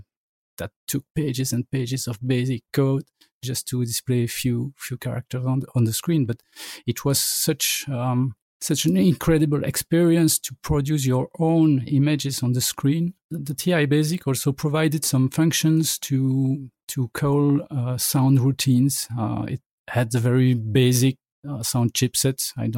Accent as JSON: {"language": "English", "country": "Belgium", "tie": "born or raised there", "said": "During the 8-bit era, I would say that the Commodore 64 was the main machine, but I was at a computer club near my town"}